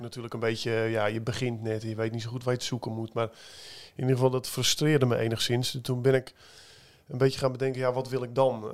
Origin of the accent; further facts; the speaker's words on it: Wieringermeer polder, North Holland, Netherlands; moved away; Ik kom uit de Wieringenmeerpolder, ben ik opgegroeid